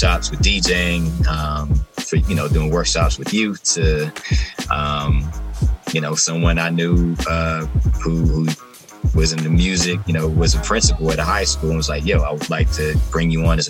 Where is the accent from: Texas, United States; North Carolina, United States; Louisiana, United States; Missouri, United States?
North Carolina, United States; Charlotte; Born and raised in Charlotte